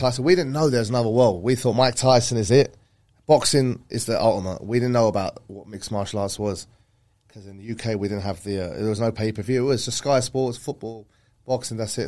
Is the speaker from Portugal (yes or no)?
no; Canvey Island, East of England, United Kingdom; also born or lived in North London; now in Dubai, United Arab Emirates; I was born in North London and my, we, family moved to Essex at the age of like ten, eleven. Canvey Island